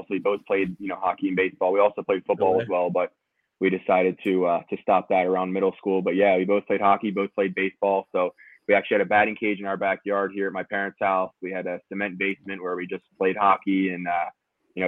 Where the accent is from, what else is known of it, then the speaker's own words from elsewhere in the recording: Pennsylvania, United States; Being a Pennsylvania kid